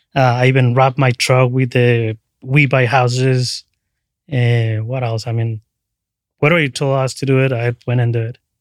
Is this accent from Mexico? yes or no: yes; Cancun, Quintana Roo, Mexico; also born or lived in Tabasco, Mexico; now in San Francisco, United States; was born in Tabasco, right on the border with, uh, Guatemala, and then I moved to Cancun when I was about ten years